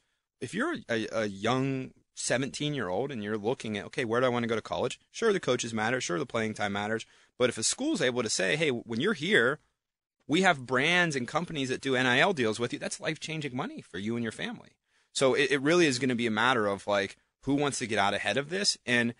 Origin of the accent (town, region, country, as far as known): New Castle, Pennsylvania, United States; born or raised there